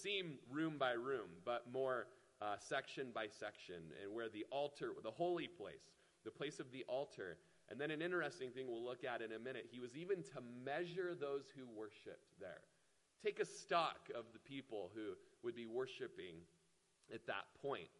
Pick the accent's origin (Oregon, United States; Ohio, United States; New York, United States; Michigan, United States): Oregon, United States; Klamath Falls; moved away; the house I grew up in Klamath Falls